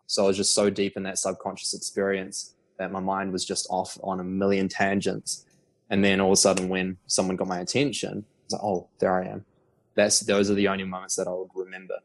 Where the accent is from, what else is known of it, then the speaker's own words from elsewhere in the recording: Auckland, New Zealand; also born or lived in Queenstown, New Zealand / Sydney, Australia / Melbourne, Australia; So grew up in Auckland, New Zealand, and right now I'm in Auckland